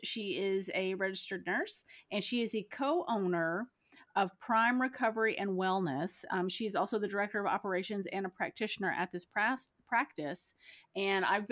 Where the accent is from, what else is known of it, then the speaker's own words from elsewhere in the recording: Texas, United States; I'm from Texas. Yeah. I'm from Texas